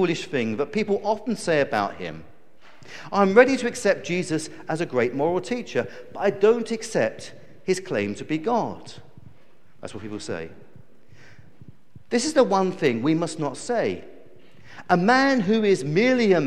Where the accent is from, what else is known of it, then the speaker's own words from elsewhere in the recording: United Kingdom; us as British people